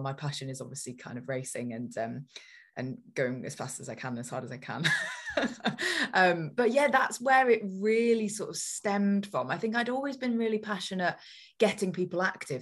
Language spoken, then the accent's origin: English; Newcastle upon Tyne, North East England, United Kingdom; we grew up in Newcastle